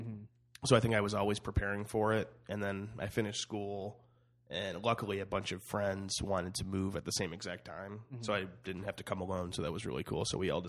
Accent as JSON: {"language": "English", "town": "Cleveland", "region": "Ohio", "country": "United States", "tie": "born or raised there", "moved": "as an adult", "lives_now": "Los Angeles, United States", "said": "I moved out. I'm from Cleveland, Ohio."}